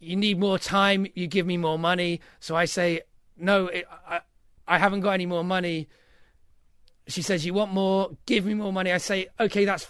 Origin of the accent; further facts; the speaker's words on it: United Kingdom; I'm very British